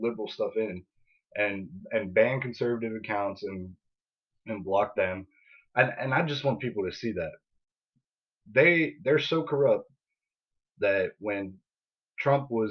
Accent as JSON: {"language": "English", "country": "United States", "said": "We're the American people"}